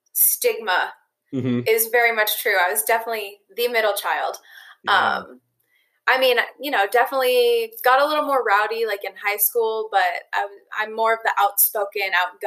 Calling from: Tucson, Arizona, United States; I am calling from Tucson, Arizona.

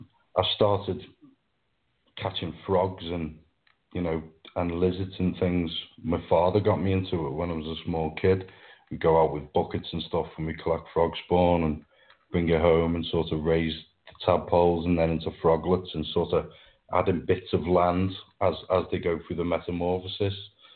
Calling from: Wirral, North West England, United Kingdom; Well, I'm just across the River Mersey. It's a little peninsula called the Wirral. So just across the Mersey from Liverpool.

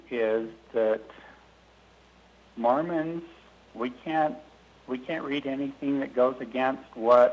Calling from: Trenton, Utah, United States; I'm calling from Trenton, Utah.

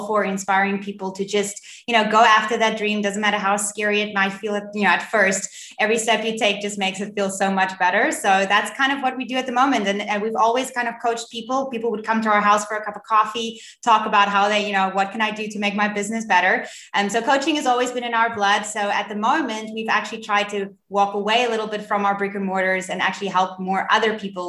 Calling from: Cape Town, Western Cape, South Africa; I'm in Cape Town in South Africa.

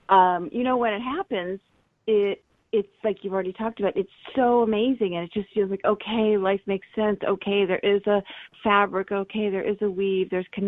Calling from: San Diego, California, United States; I'm calling from San Diego.

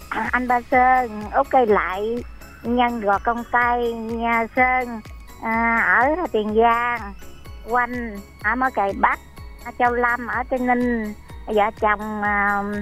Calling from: Mỏ Cày Bắc, Bến Tre, Vietnam; gọi à, từ Mỏ Cày Bắc.

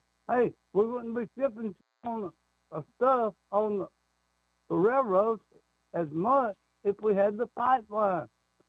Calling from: Alabama, United States

